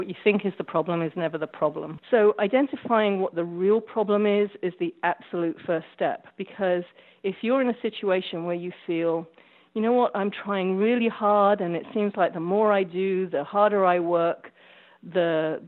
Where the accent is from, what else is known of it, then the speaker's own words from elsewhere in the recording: England, United Kingdom; moved away as an adult; now in United States; I'm originally from England. Been living in the U.S. For 24 years now.